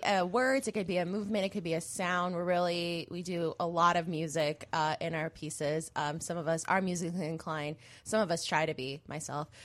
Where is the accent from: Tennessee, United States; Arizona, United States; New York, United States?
Arizona, United States; Mesa; moved away; I'm from Arizona, and so is Allison. We actually grew up in the same city.